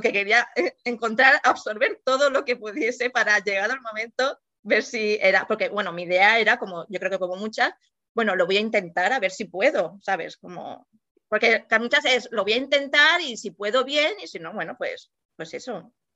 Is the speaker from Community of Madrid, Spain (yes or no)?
no; Mallorca, Balearic Islands, Spain; soy de Mallorca y vivo aquí de siempre